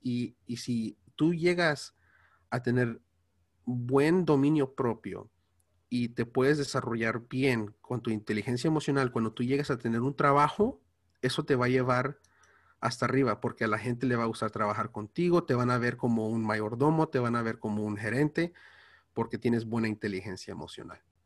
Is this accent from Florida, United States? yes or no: no; Los Angeles, California, United States; Spanish is a second language; soy de aquí de Estados Unidos, ah, hablo inglés y el español me cuesta